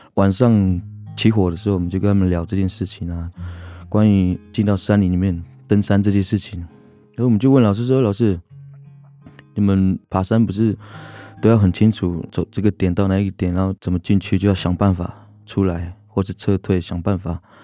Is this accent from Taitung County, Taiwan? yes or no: no; Wanrong, Hualien County, Taiwan; 我的家乡在花莲的马远部落，它其实在万荣乡的一个村落，地理位置就是在瑞穗跟光复的中间